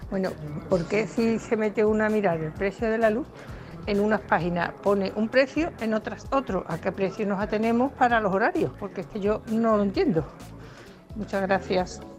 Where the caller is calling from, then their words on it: Seville, Andalusia, Spain; Buenos días … de Sevilla.